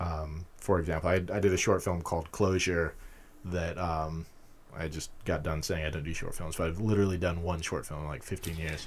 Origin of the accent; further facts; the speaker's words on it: Utah, United States; moved away as an adult; also born or lived in California / London; now in Pittsburgh, United States; I grew up in Utah